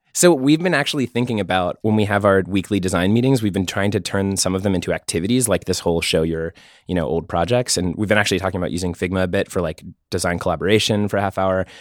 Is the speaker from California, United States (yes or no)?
no; Pittsburgh, Pennsylvania, United States; also born or lived in San Francisco; now in New York, United States; I'm from Pittsburgh, lived in San Francisco for five years and just moved to New York in February